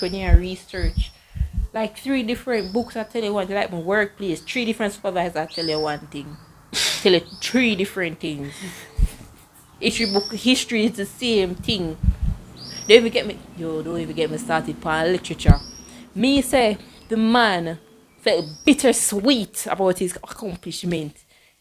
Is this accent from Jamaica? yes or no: yes; Jamaica; moved away; I am black and I'm a Jamaican